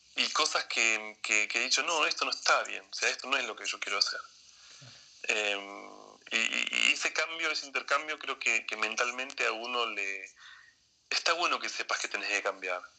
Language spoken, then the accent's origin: Spanish; Argentina; moved away as an adult; also born or lived in Japan; now in Seoul, South Korea; hago argentino porque soy argentino